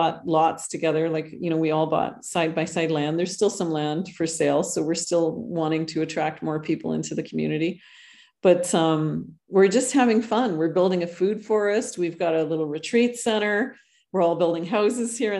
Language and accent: English; Canada; moved away as an adult; now in Costa Rica; I'm originally Canadian